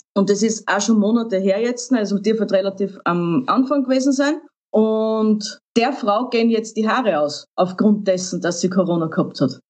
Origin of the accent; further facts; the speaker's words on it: Austria; bei uns in Österreich